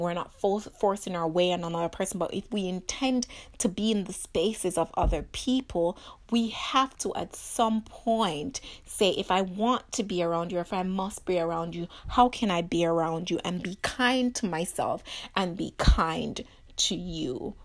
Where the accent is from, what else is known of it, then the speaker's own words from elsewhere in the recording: Jamaica; growing up in Jamaica